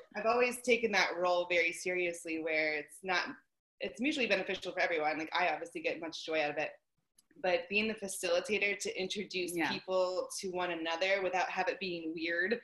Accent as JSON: {"language": "English", "town": "Pittsburgh", "region": "Pennsylvania", "country": "United States", "also_born_or_lived": "Kansas / Texas", "moved": "as an adult", "said": "I'm from Pittsburgh, Pennsylvania"}